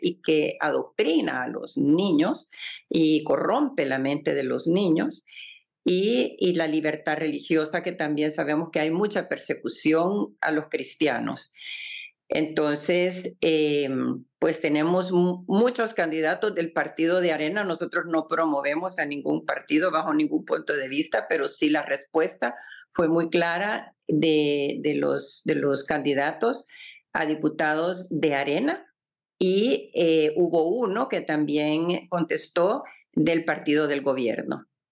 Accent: El Salvador; la inmensa mayoría de los salvadoreños somos pro vida

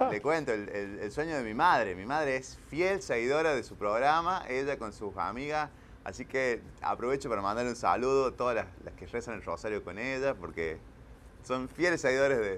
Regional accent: Córdoba, Argentina; soy argentino, como se darán cuenta, soy de Córdoba, de, un, del centro del país, de la sierra, un lugar bueno, yo soy.

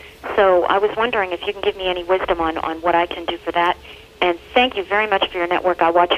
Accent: Ohio, United States; Stephenville, Ohio.

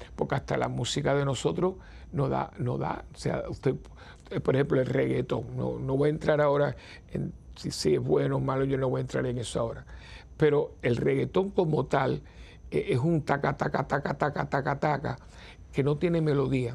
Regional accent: San Juan, Puerto Rico; los que somos capitalinos, los que vivimos en ciudades metropolitanas

